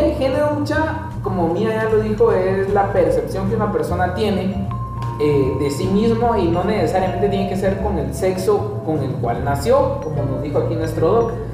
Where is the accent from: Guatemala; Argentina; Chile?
Guatemala; como guatemaltecos